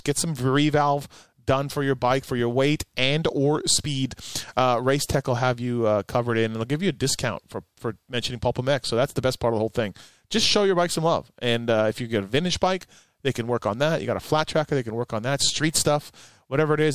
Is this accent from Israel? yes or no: no; Canada; I'm from Canada